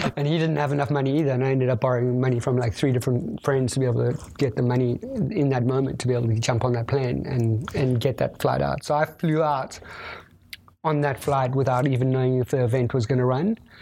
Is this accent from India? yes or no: no; South Africa; being South African